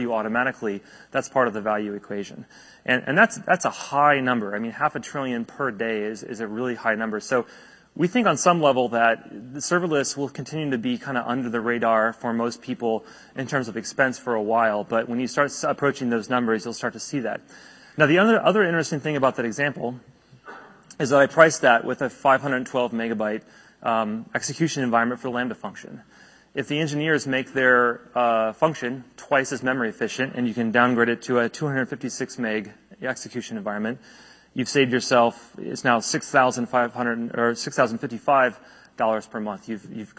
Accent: United States; As an American

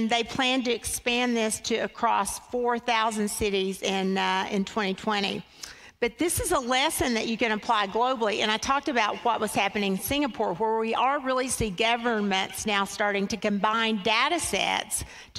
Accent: Kentucky, United States; I'm a farm girl. I was raised in Kentucky

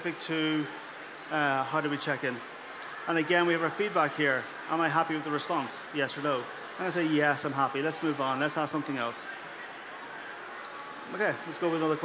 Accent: Ireland; I'm from Ireland, so I'm in Europe.

